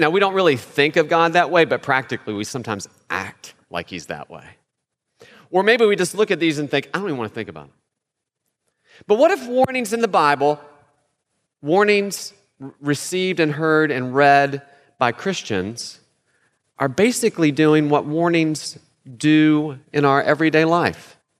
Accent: West Virginia, United States; where I'm from, I'm from West Virginia, that sign is everywhere

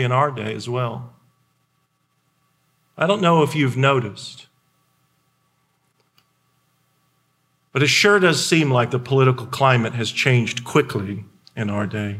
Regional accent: Indiana, United States; I was born in Indiana

